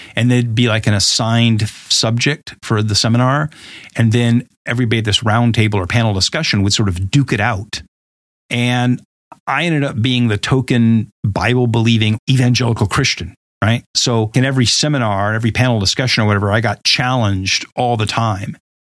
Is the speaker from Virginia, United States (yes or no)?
no; Huntington Beach, California, United States; I grew up in Southern California, mostly in a place called Huntington Beach